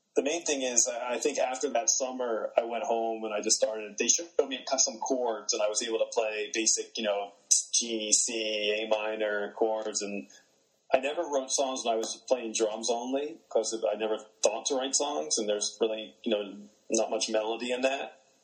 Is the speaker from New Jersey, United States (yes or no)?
yes; New Jersey, United States; I grew up in New Jersey